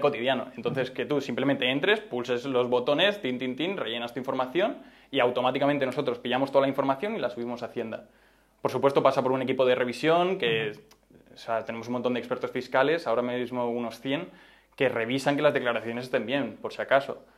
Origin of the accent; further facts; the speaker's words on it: Madrid, Community of Madrid, Spain; yo soy de Madrid, he estudiado aquí toda la vida, tanto el colegio como la universidad.